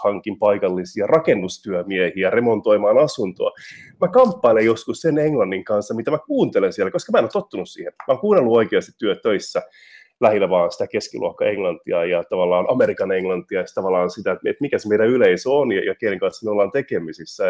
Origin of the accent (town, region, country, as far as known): Finland; moved away as an adult; also born or lived in Liverpool, United Kingdom / Manchester, United Kingdom; now in London, United Kingdom